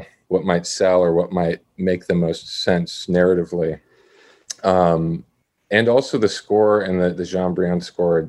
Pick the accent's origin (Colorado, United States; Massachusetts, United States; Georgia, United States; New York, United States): New York, United States; Syracuse; I grew up in Syracuse.